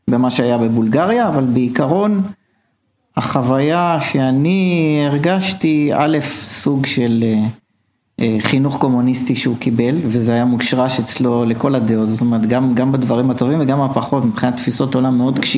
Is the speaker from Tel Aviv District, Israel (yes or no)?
yes; Ramat Gan, Tel Aviv District, Israel; born there; נולדתי ברמת גן.